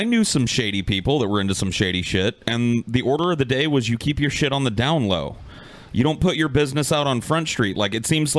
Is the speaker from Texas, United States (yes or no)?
yes; San Antonio, Texas, United States; moved away; I think this one's in my hometown of San Antonio, Texas, too